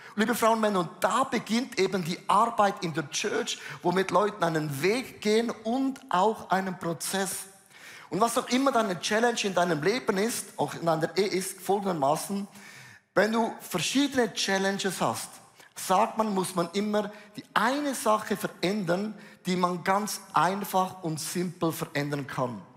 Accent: Switzerland; für uns Schweizer

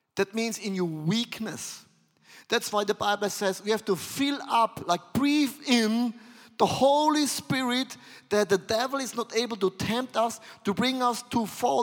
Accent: Switzerland; I'm from Switzerland

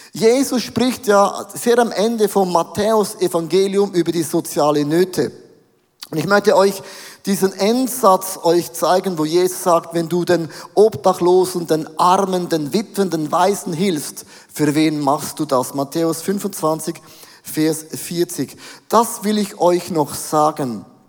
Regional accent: Switzerland; als Schweizer

